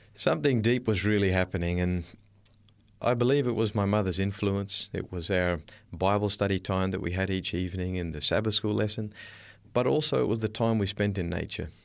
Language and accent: English; Darwin, Northern Territory, Australia; I was born in Darwin, up in the north coast of Australia